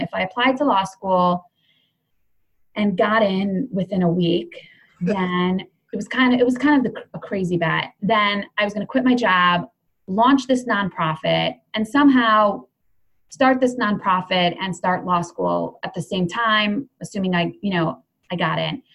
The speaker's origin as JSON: {"language": "English", "town": "Cleveland", "region": "Ohio", "country": "United States", "tie": "born or raised there", "also_born_or_lived": "Jerusalem", "said": "my family moved to Cleveland, Ohio when I was, I don't know, maybe three. Um, so I grew up in Cleveland."}